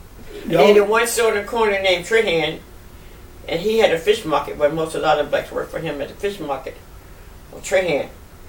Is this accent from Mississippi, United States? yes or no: yes; Biloxi, Mississippi, United States; born there; But I was born in Biloxi on Nixon Street, 763 Nixon Street.